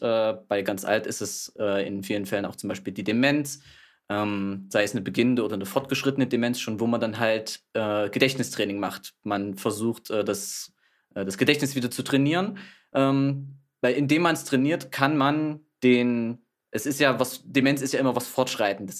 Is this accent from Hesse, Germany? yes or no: no; Thuringia, Germany; komme gebürtig aus Thüringen